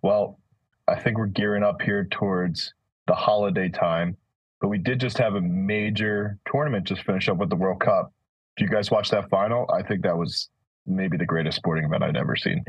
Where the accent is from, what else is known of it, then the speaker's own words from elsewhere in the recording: United States; we're American